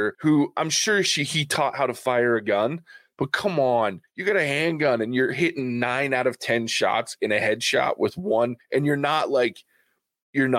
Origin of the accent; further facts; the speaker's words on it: the South, United States; I am from the South